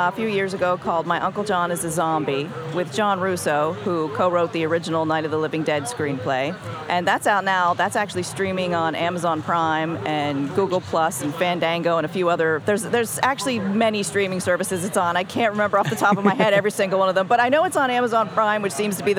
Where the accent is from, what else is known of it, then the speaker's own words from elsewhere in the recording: Pennsylvania, United States; I'm from Pennsylvania